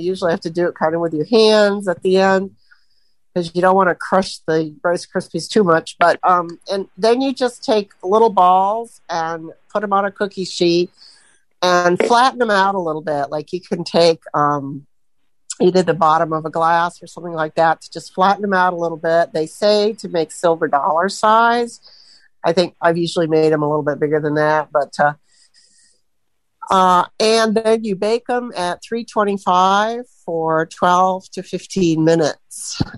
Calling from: Sebring, Florida, United States; I'm from Sebring, Florida, where we're getting uh, horrendous thunderstorm right now.

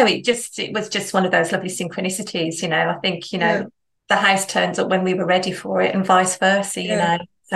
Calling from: Solihull, West Midlands, United Kingdom; I'm based in the Midlands, so Solihull. It's not far from Stratford, Warwick, right in the centre of the UK.

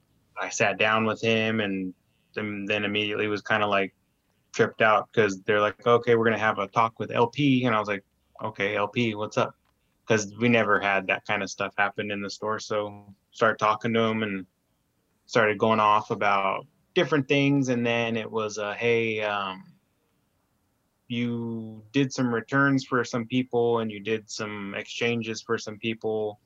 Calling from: Roseburg, Oregon, United States; Oregon. Roseburg

